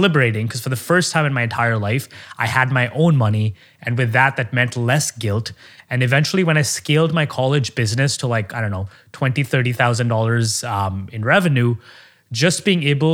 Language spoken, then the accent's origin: English; Oman; moved away as an adult; now in United States; I grew up in Oman, the Middle East.